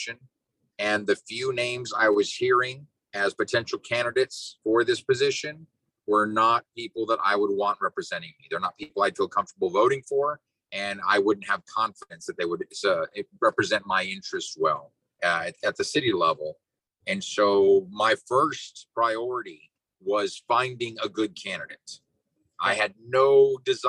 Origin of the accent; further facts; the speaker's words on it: Brownsville, Texas, United States; Born and raised in Brownsville